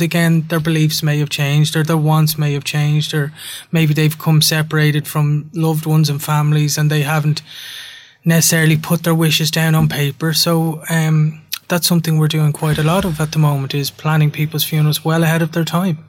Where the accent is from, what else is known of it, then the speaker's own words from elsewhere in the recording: Ireland; as an Irish culture, we're quite proud people.